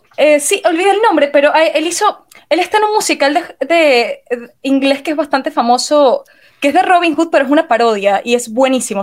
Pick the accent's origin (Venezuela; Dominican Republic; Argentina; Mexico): Venezuela; moved away as an adult; now in Romania; yo emigré para acá, soy de Venezuela y todo el mundo en Venezuela emigra, yo también emigré